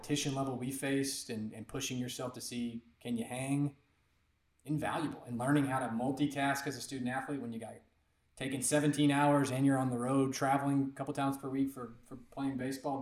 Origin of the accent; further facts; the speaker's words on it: Louisville, Kentucky, United States; The Little League where I grew up here in Louisville